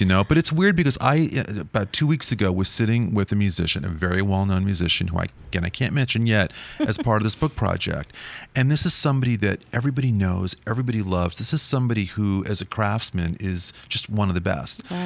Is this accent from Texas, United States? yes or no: no; New York, United States; growing up in New York